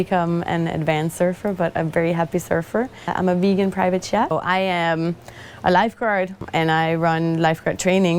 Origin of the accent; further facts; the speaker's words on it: Denmark; now in Nosara, Costa Rica; I am from Denmark. I live here in Nosara, Costa Rica.